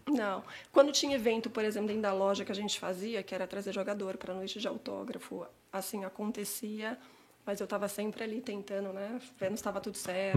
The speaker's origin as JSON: {"language": "Portuguese", "region": "São Paulo", "country": "Brazil", "tie": "born or raised there", "moved": "as an adult", "lives_now": "Canada", "said": "eu cresci em Santana, no bairro de Santana, Zona Norte"}